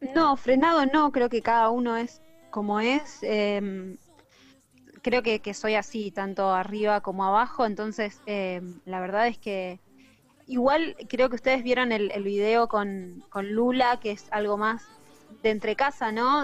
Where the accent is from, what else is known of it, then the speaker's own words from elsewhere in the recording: Rosario, Santa Fe, Argentina; also born or lived in Villa Gobernador Gálvez; yo arranqué en Villa Gobernador Galvez, que es una ciudad pegadita a Rosario. Eh, si bien soy rosarina, viví mucho tiempo ahí.